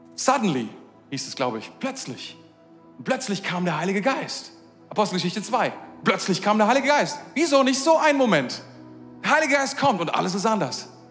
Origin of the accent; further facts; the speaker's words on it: Germany; wir sind Deutsche.